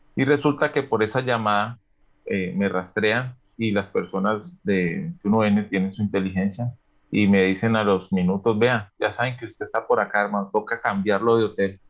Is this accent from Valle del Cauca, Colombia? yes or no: yes; Yumbo, Valle del Cauca, Colombia; moved away as an adult; also born or lived in Cali / Antioquia; now in Barcelona, Spain